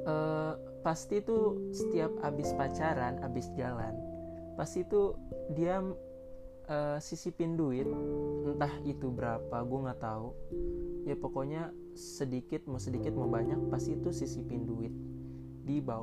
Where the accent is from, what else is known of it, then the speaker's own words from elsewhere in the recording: Jakarta, Indonesia; now in Depok, Indonesia; Gue ini asli Jakarta dan sekarang tinggal di Depok gitu guys.